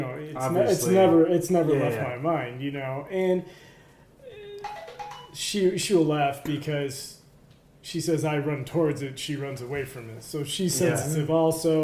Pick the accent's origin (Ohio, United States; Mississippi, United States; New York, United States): New York, United States; Rome; also born or lived in Charleston, South Carolina; At this point, I was in Rome.